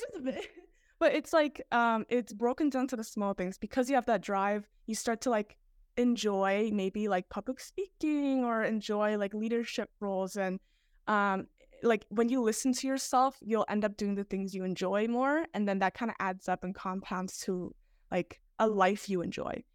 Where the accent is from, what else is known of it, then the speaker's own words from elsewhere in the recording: Toronto, Ontario, Canada; I'm from Toronto